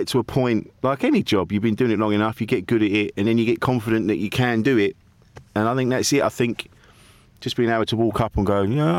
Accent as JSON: {"language": "English", "town": "Orpington", "region": "London", "country": "United Kingdom", "tie": "born or raised there", "moved": "yes", "lives_now": "Essex, United Kingdom", "said": "I grew up in Orpington, which is a small town. It's just on like the southeast London Kent border"}